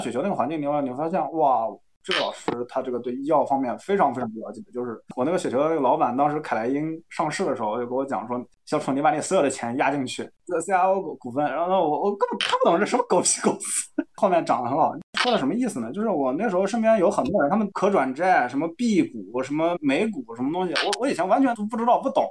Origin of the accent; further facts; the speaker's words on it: Jiangsu, China; 我是江苏的嘛，江苏大家都知道是这个高考卷审，其实初高中的时候理科成绩还可以，所以那个时候报的是理科嘛